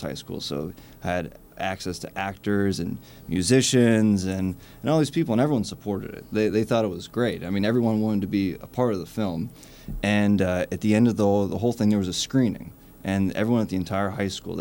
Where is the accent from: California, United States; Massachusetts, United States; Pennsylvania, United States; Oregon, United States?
Pennsylvania, United States; Pittsburgh; moved away as an adult; now in Brooklyn, United States; I'm originally from Pittsburgh.